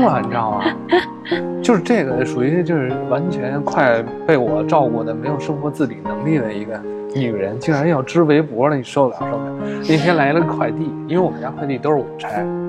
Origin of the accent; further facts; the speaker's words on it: Beijing, China; 我是北京人